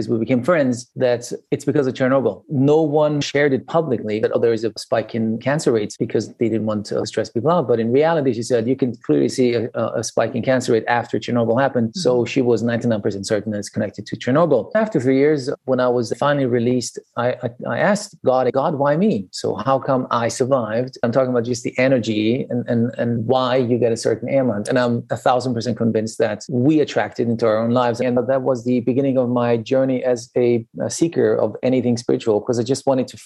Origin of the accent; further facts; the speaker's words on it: Iran; now in Budapest, Hungary; I was growing up in Iran, in a country that was at that time a normal country, quote unquote.